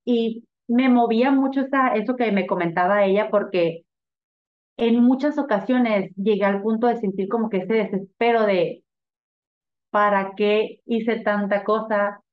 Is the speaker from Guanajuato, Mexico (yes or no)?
no; Sonora, Mexico; also born or lived in Mexico City, Mexico; now in Tijuana, Mexico; venimos de Sonora